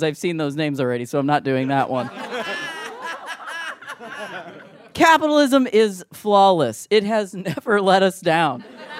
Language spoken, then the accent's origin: English; Ohio, United States; I'm from Ohio, and I've got money.